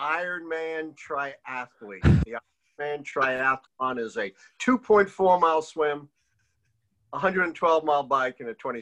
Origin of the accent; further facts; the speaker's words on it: New York City, New York, United States; I grew up in Brownsville, actually.